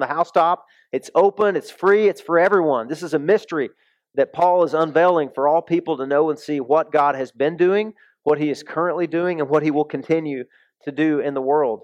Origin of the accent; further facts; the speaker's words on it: the South, United States; moved away; I came from the South